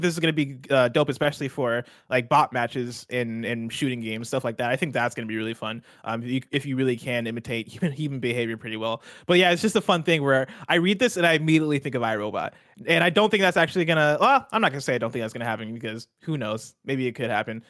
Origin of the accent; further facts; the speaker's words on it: United States; we're American.